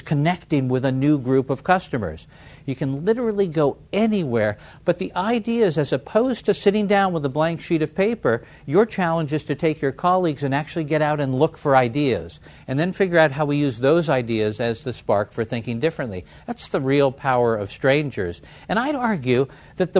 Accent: San Francisco, California, United States; my hometown of San Francisco

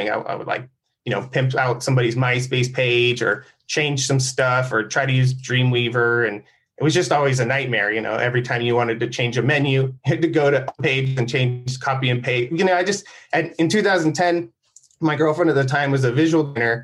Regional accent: San Diego, California, United States; I grew up in San Diego

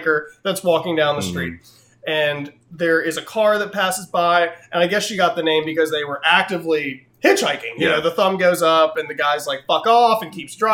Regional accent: Fredericksburg, Virginia, United States; where I grew up in Fredericksburg

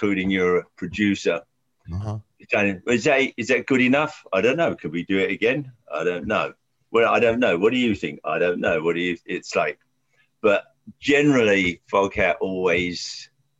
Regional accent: Hampton Court, London, United Kingdom; moved away; it's an area of the River Thames. I was born in the Bearsted Memorial Hospital

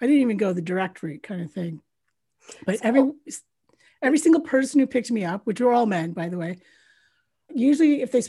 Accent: Canada; moved away; also born or lived in United Kingdom; I'm a Canadian Brit. So born in Canada, but I left Canada in 1993.

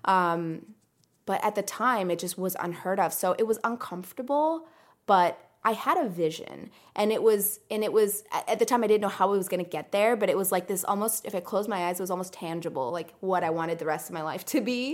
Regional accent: United States; English is a second language; also born or lived in Iran / Greece; moved to the U S when I was five

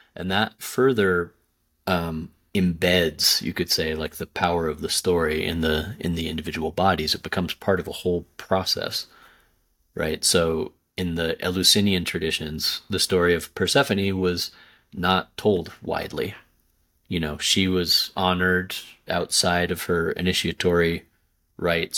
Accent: Southwest, United States; moved away; also born or lived in India; growing up in the Southwest

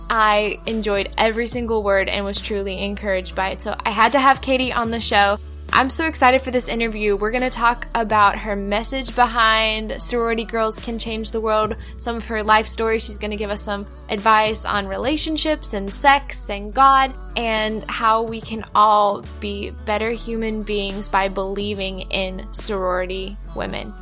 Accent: outside the University of Missouri, United States; I grew up outside the University of Missouri

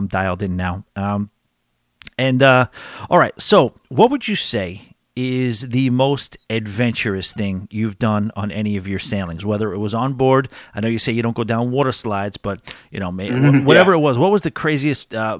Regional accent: New York, United States; I'm one of the few diehard country fans that are born and raised in New York.

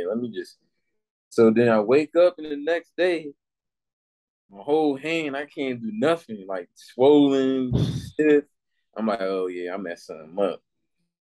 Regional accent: Washington, District of Columbia, United States; also born or lived in Virginia / Maryland; I definitely grew up in like DC longer as far as like going to elementary school, middle school, and high school.

